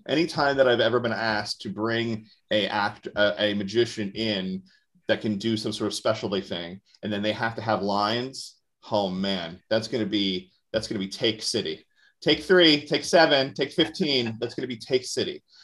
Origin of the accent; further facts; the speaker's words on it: Orlando, Florida, United States; moved away; I'm originally from Orlando, Florida